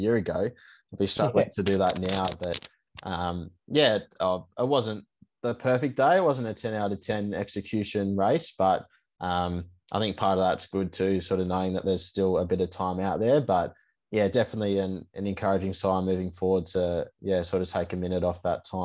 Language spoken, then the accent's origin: English; Sydney, New South Wales, Australia; Sydney Marathon, which is my hometown